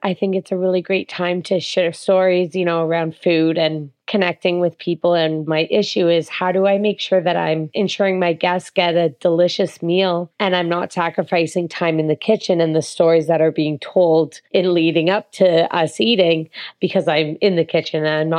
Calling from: Toronto, Ontario, Canada; Yeah, so I'm calling in from Toronto, Ontario, and I love food.

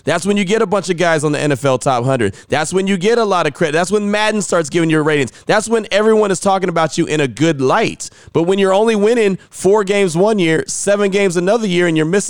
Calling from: Vancouver, British Columbia, Canada; I was listening from Vancouver, Canada, and no loads of other Raider fans up north, too.

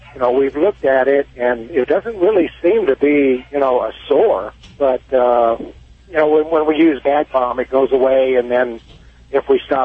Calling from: Missouri, United States

